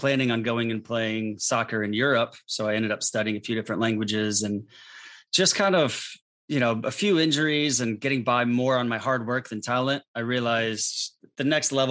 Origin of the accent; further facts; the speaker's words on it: St. Louis, Missouri, United States; also born or lived in North Carolina / South Carolina; I'm originally from St. Louis, Missouri, where I grew up